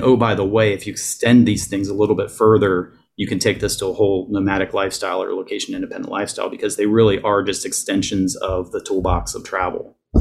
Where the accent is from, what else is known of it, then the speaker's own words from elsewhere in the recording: Ohio, United States; moved away as an adult; also born or lived in North Carolina; I grew up in Ohio, that I realized that I could actually move away from my hometown